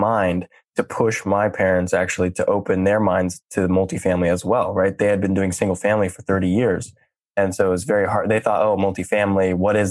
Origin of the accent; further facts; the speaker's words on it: Silicon Valley, California, United States; I grew up in Silicon Valley